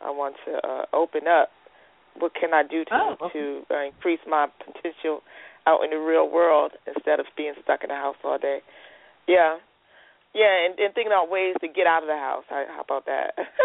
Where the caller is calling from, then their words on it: North Carolina, United States; I'm calling from North Carolina.